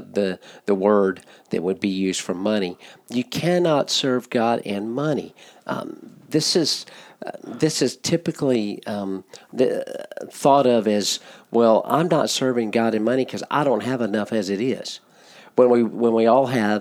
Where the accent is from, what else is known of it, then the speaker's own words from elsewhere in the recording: United States; as American believers